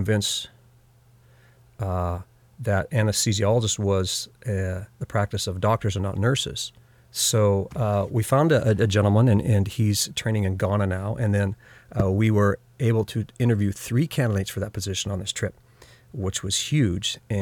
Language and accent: English; Havre, Montana, United States; now in Portland, United States; I grew up in north central Montana in a town called Havre